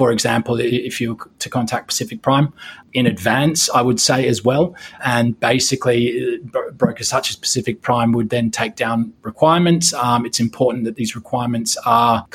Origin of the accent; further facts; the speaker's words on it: Australia; now in Hong Kong; I'm also from Australia